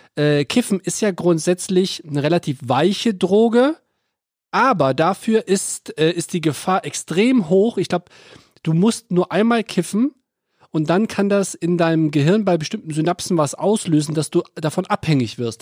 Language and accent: German; North Rhine-Westphalia, Germany; ich bin ja am Niederrhein aufgewachsen, so ungefähr zehn Kilometer vor der niederländischen Grenze Venlo.